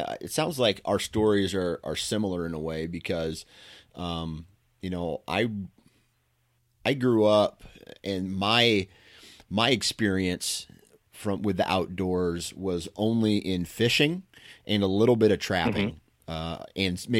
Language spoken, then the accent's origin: English; Iowa, United States; did you ever realize how much better we had it growing up in Southeast Iowa than some of the rest of the nation?